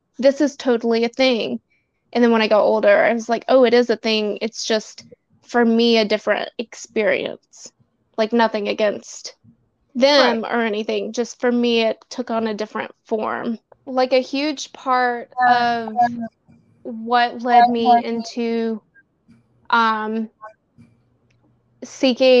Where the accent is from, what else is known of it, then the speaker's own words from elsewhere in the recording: the South, United States; I grew up in the South as a gay